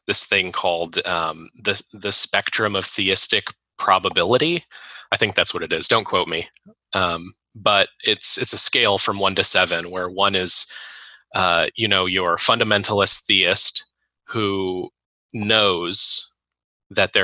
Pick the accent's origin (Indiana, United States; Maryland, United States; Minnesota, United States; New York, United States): Indiana, United States; Gary; Gary, Indiana. Where I was raised